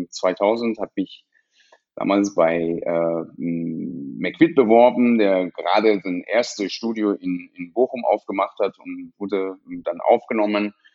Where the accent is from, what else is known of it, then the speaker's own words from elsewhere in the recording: Iran; now in Essen, Germany; bin aus dem Iran äh, geflohen äh, nach der Nebelaktion und äh, bin tatsächlich nach Essen äh, direkt gekommen, weil mein Bruder äh, vorher hier in Essen gelebt hat